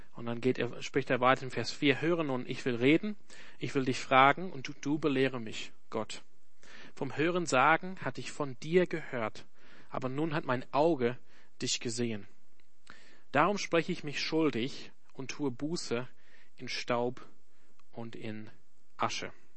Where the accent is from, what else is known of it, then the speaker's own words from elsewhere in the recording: Australia; German is a second language; now in Germany; ich komme nicht aus Deutschland, ich komme aus Australien